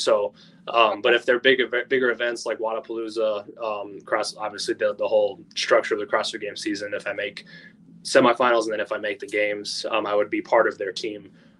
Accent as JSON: {"language": "English", "region": "Michigan", "country": "United States", "said": "I'm actually from Michigan."}